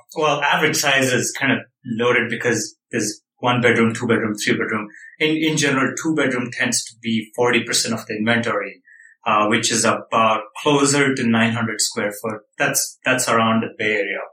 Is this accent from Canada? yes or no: no; India; moved away as an adult; now in United States; I came from India, like where communal housing, like living in tight quarters was pretty, like I was used